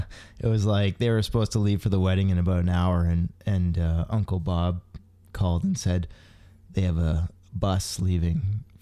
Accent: Grand Bend, Ontario, Canada; also born or lived in Preston, Cambridge; Up until grade 3, and then they uprooted us to Grand Bend.

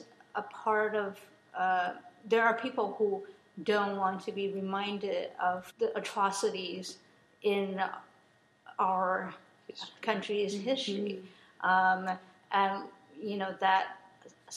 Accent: United States; I'm American

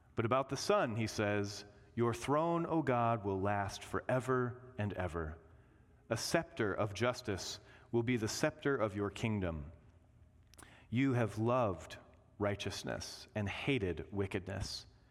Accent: Indiana, United States; growing up in Indiana, we always went to Six Flags Great America

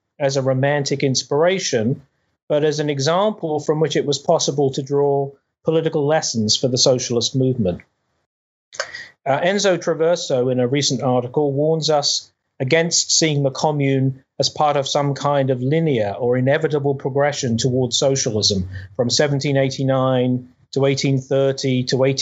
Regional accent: United Kingdom; I grew up in Britain

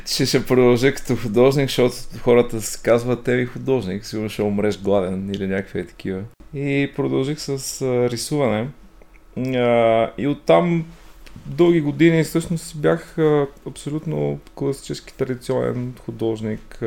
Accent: Ruse, Ruse Province, Bulgaria; роден съм в Русе, отраснал съм а, там.

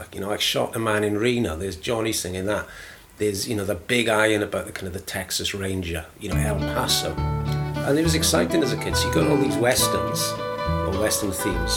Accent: Aberdare, Wales, United Kingdom; also born or lived in London; now in Masterton, New Zealand; I grew up in a, a South Wales mining town called mm. Aberdare

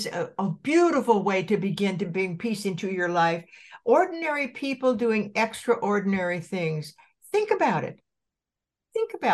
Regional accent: Santa Barbara, California, United States; also born or lived in Colorado; my hometown in Santa Barbara

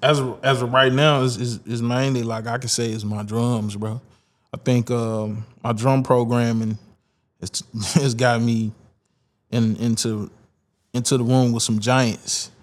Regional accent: Dallas, Texas, United States; I grew up in Pleasant Grove. Yeah, man. The Grove. Grove, Grove side, 7 5

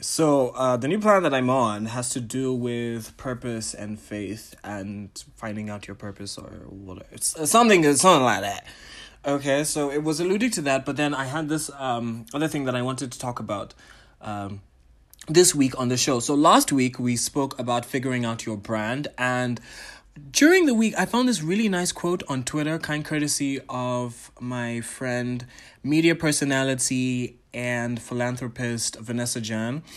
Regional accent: Botswana; also born or lived in Ghana / Tanzania; I am a Ghanaian, a Tanzanian, Pan African entertainer, curator, and entrepreneur from Botswana

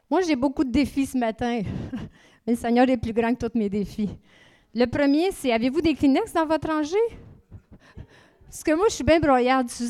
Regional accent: Saint-Hyacinthe, Quebec, Canada; moved away as an adult; now in Acadia, Canada; OK, moi, je viens de. Nous venons de Saint-Hyacinthe. Ça fait 30 ans qu'on vit en Acadie.

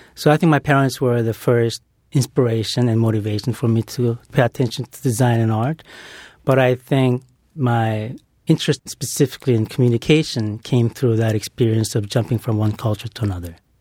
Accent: Brazil; moved away; growing up in Brazil

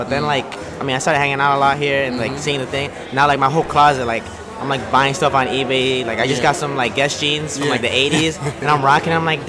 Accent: New York City, New York, United States; I'm from Corona.

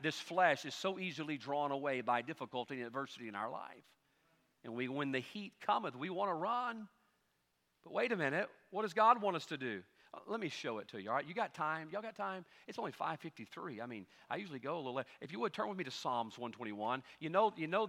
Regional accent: United States; as an American

